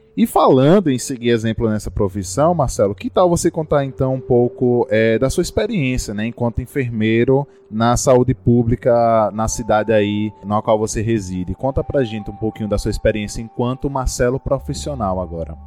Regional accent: interior of Bahia, Brazil; eu como aluno do interior da Bahia

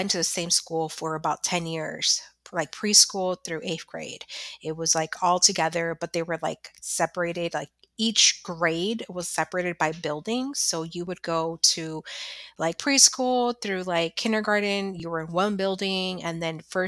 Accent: Chicago, Illinois, United States; moved away; I haven't set foot in my grammar school, which I'm originally from Chicago

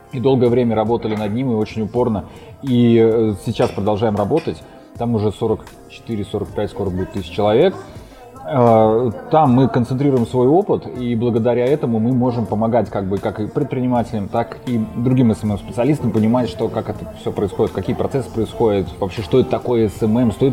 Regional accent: Moscow, Russia; now in Saint Petersburg, Russia; Я сам вообще из Москвы, но уже три года живу в Питере. Поэтому всем, кто меня спрашивает, на самом деле говорю, что я из Питера.

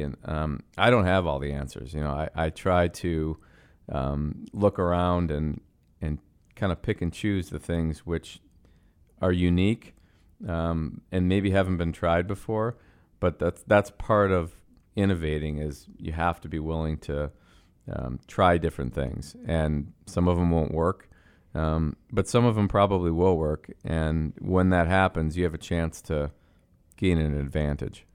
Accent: Buffalo, New York, United States; moved away as an adult; also born or lived in Montreal, Canada; now in Chicago, United States; we moved to Buffalo from Montreal when I was six years old

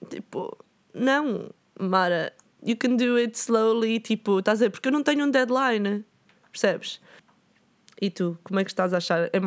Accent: Lisbon, Portugal; Fetal porque sou de Lisboa.

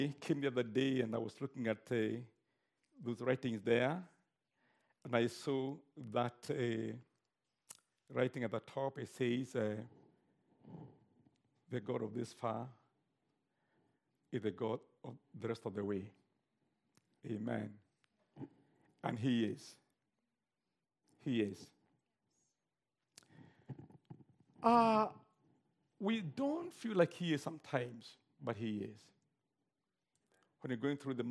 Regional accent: Kenya; I'm a Kenyan.

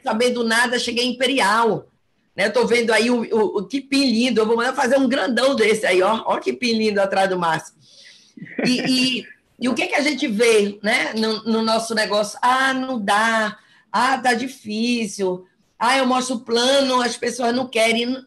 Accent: Belém, Pará, Brazil; moved away as an adult; now in Fortaleza, Brazil; eu sou de Belém, mas estou há dois anos em Fortaleza

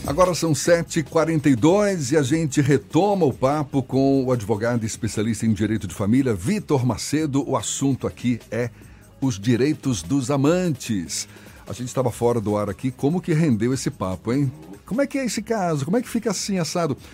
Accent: Minas Gerais, Brazil; eu sou mineiro

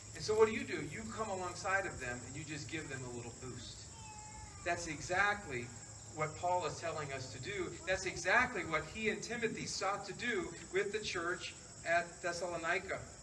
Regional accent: the South, United States; I'm from the South

